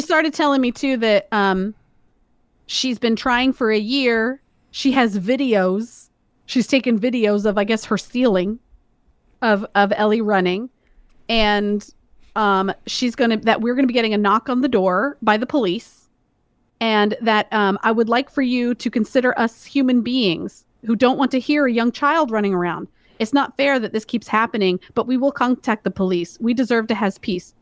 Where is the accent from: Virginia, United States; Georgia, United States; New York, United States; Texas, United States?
Georgia, United States; moved away; We're both from Georgia